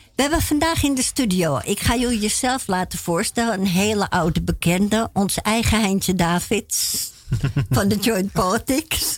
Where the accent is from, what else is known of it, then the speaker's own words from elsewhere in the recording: Netherlands; als Nederlander